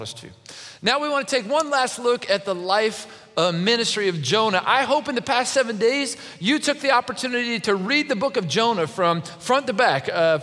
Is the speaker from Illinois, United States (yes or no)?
no; Kentucky, United States; I'm from Kentucky